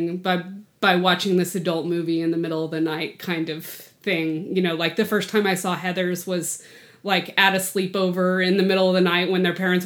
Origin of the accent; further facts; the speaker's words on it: New Mexico, United States; White Sands, New Mexico, which is a place where I grew up